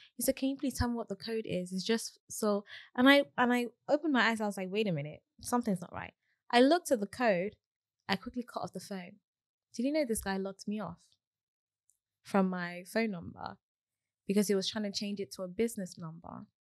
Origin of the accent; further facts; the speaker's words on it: Nigeria; I'm Nigerian